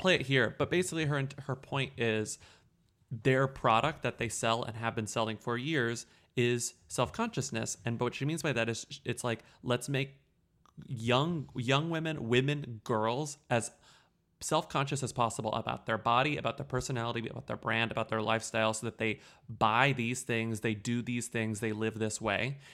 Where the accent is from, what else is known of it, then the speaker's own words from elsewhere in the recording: United States; an American